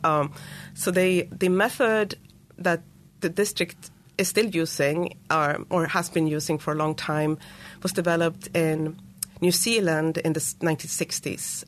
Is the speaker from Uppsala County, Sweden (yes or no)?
yes; Uppsala, Uppsala County, Sweden; now in United States; So I grew up in Sweden, in, in Uppsala, which is a university town just north of Stockholm